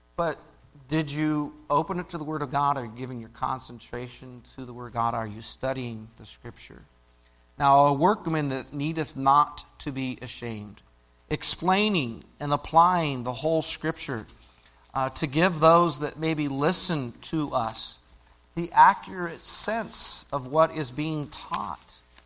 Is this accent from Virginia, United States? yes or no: no; Illinois, United States; I grew up in Illinois